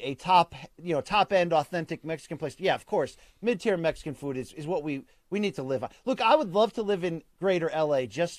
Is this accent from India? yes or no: yes; Chennai, Tamil Nadu, India; I'm from Chennai, India. I felt it was about time that I represent